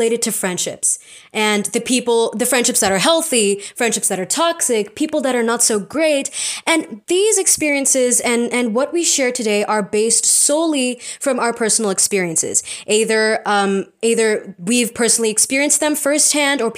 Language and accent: English; India; We are Indian postgrads in psychology